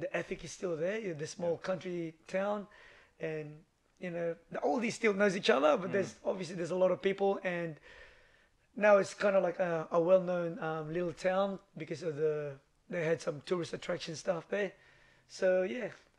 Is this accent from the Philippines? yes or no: yes; Lucban, Calabarzon, Philippines; also born or lived in Blacktown, Australia; now in Sydney, Australia; I was born in a little small town in Philippines called Lukban. In Quezon Province.